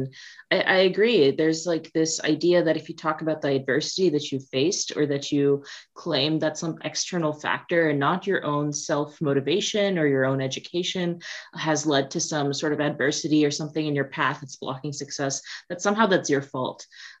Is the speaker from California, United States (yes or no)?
no; Omaha, Nebraska, United States; moved away; I grew up in Omaha, Nebraska, you know, flat plains, and there wasn't a lot of industry.